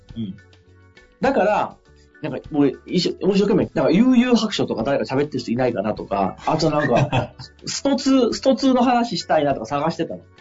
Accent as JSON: {"language": "Japanese", "region": "Fukui", "country": "Japan", "tie": "born or raised there", "moved": "yes", "said": "福井県の僕の地元の、あの、田舎の方の地方がある"}